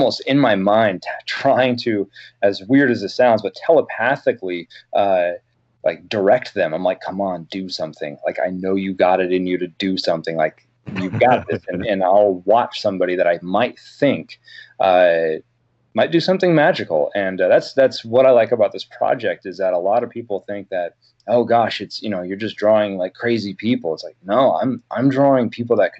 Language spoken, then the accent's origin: English; Oregon coast, United States; growing up on the Oregon coast